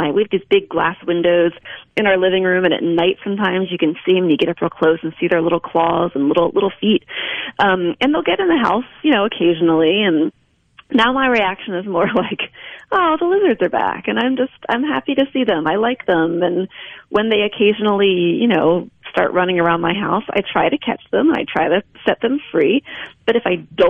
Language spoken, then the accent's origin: English; Delaware, United States; also born or lived in Pennsylvania / Ohio / Missouri; now in Mississippi, United States; I'm from Delaware originally, and my husband's from New Jersey originally. So we're East Coasters transplanted to Mississippi.